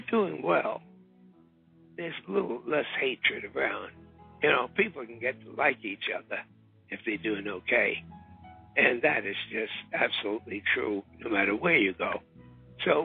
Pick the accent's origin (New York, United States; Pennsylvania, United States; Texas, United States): New York, United States; New York City; I'll be right here in my hometown of Harlem